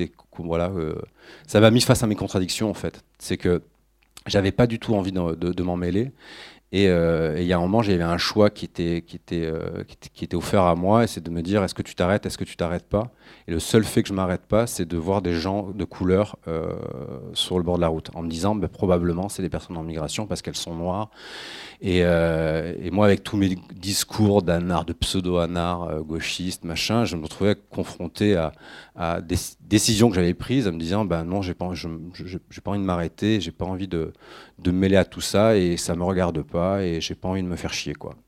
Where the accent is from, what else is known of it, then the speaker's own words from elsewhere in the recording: France; je suis français